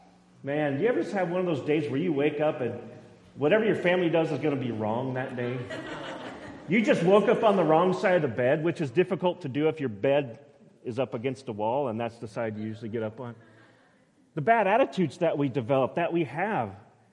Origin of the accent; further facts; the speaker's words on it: Boise, Idaho, United States; also born or lived in McCall; growing up in Boise